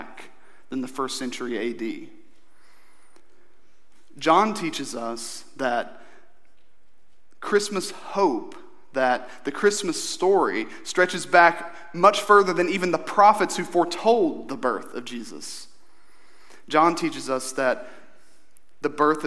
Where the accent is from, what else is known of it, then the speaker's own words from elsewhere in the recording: Eastern Kentucky, United States; growing up in Eastern Kentucky